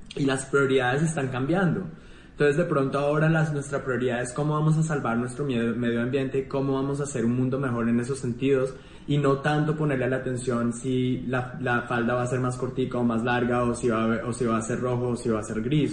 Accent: Colombia; moved away

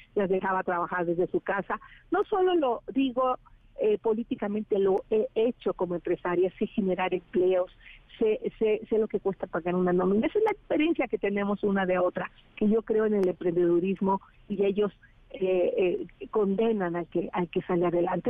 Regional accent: Tepatepec, Hidalgo, Mexico; moved away; salí de Tepatepec

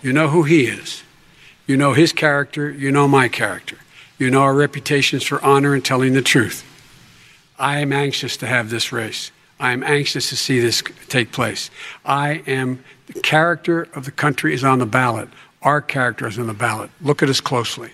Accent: Scranton, Pennsylvania, United States; moved away; also born or lived in Claymont, Delaware; the middle class families like I grew up in Scranton and Claremont

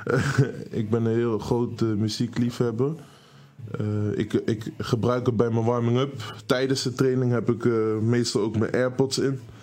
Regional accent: Netherlands; Eh, ik ben hier opgegroeid, ik ben hier geboren.

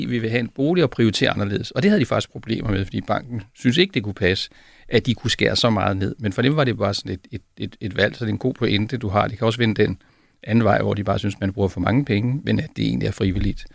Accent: South Zealand, Denmark; jeg kommer selv fra Sydsjælland

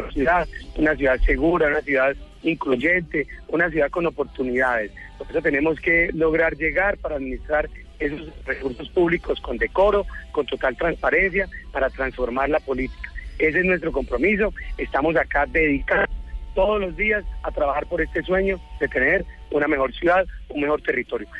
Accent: Neiva, Huila, Colombia; moved away; also born or lived in Bogotá; aquí nos vinimos para esta ciudad que, que es más querida, que es más tranquila, en la cual pues es de una última vez la tierra donde yo nací

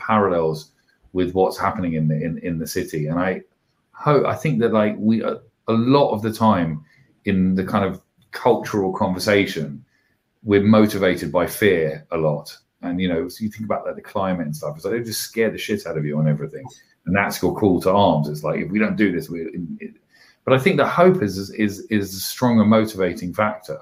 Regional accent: London, United Kingdom; I grew up in Camden Town

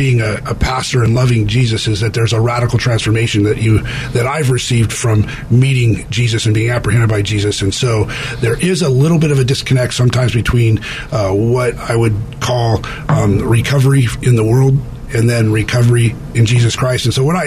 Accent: California, United States; I was from California, came back to California

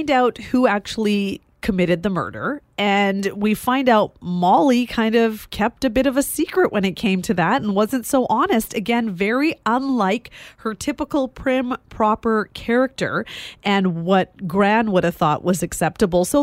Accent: Vancouver, British Columbia, Canada; I'm from Vancouver, so it's the three of us who will be chatting with you today.

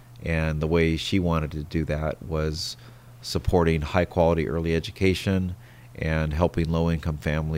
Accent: San Diego, California, United States; I did. I grew up in San Diego.

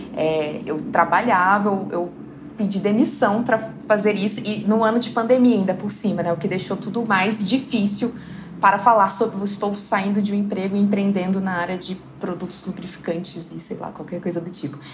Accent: southern Minas Gerais, Brazil; moved away; o fato de eu vir de uma cidade muito pequena, do sul de Minas

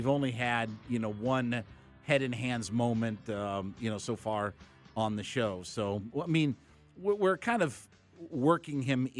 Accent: Ohio, United States; Like I'm from Northeast Ohio.

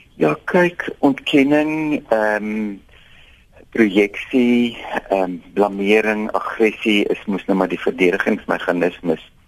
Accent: Robertson, Western Cape, South Africa; ek kom van Robertson af

